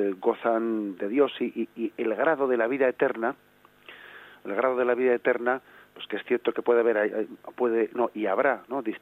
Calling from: Vigo, Galicia, Spain; Buenos días

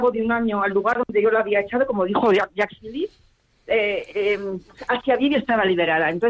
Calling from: Pamplona, Navarre, Spain; de Pamplona, colaboradora de la, desde hace mucho tiempo de la Iglesia Necesitada.

